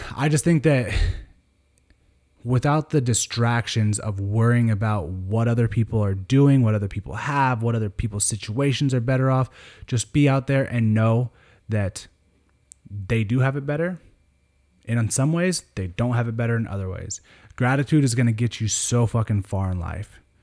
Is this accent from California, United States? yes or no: yes; Sonoma County, California, United States; moved away as an adult; now in Sacramento, United States; I grew up in Sonoma County in California